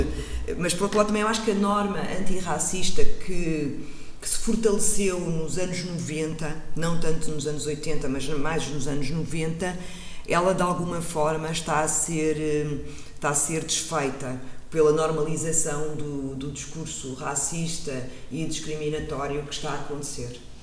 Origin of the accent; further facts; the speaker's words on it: Portugal; enquanto mulher negra ou criança negra a crescer em Portugal